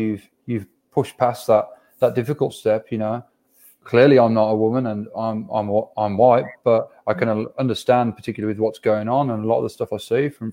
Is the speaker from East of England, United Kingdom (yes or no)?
no; Birmingham, West Midlands, United Kingdom; accent: thick Birmingham; my thick Birmingham accent